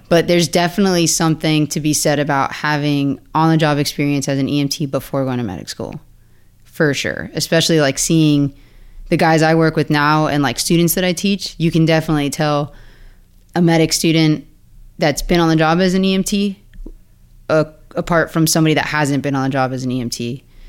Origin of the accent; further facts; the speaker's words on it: Pembroke Pines, Florida, United States; moved away as an adult; now in Ocala, United States; I'm from Pembroke Pines, Hollywood. I went to Flanagan High School down there. Um, I was born and raised in the same house, same neighborhood